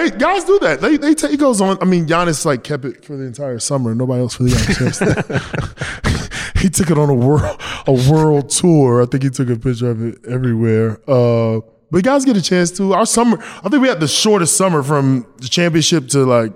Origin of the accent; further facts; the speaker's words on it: North Carolina, United States; I'm from North Carolina